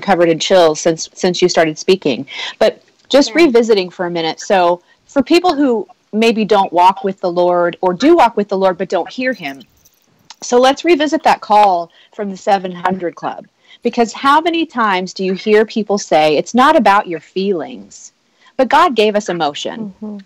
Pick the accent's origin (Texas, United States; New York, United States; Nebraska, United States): Nebraska, United States; I grew up in in a, in a, the heartland of America. I was practically born a Christian because it's what you do. I'm from Nebraska.